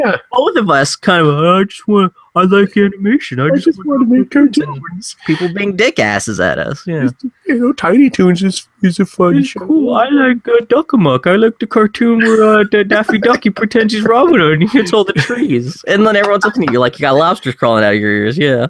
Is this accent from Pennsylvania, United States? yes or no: yes; Pittsburgh, Pennsylvania, United States; also born or lived in Philadelphia; I was growing up in Pittsburgh, so at least it was, was not far from home.